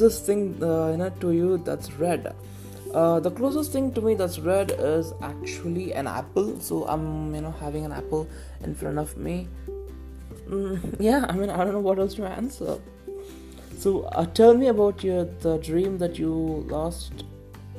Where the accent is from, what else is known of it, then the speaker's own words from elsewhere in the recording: Tamil Nadu, India; I'm a Tamilian, so I'm from, you know, India